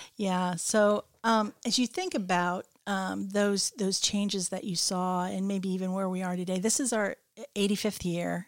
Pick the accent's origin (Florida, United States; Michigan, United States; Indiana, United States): Michigan, United States; I'm from Michigan. That's where my family is